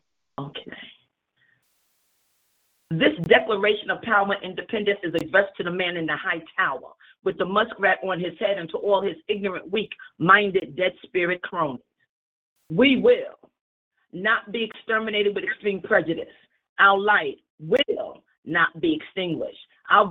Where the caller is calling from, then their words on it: Greensboro, North Carolina, United States; I'm calling from Greensboro, North Carolina.